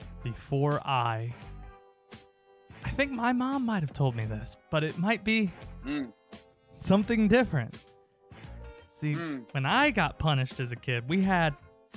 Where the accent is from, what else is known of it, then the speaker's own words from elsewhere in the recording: the South, United States; I grew up in the South, man. Southern mom.